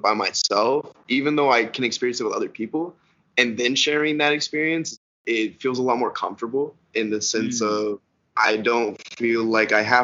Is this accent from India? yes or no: no; Canada; being Canadian.